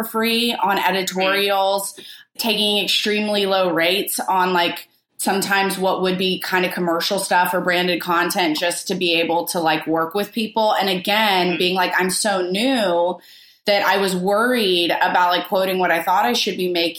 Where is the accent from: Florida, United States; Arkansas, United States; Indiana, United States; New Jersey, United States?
Arkansas, United States; moved away as an adult; now in New York, United States; I'm from Arkansas